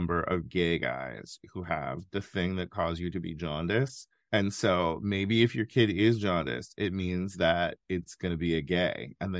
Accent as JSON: {"language": "English", "region": "California", "country": "United States", "said": "I love California. I love being a Californian, which is different from loving California."}